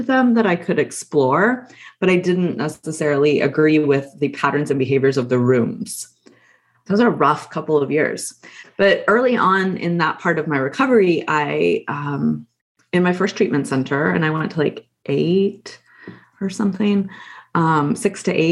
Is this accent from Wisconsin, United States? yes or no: no; Texas, United States; I grew up in Texas.